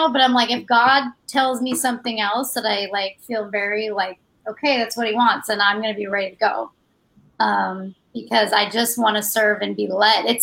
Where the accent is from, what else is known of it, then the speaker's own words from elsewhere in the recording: Mesa, Arizona, United States; Uh, Mesa, Arizona.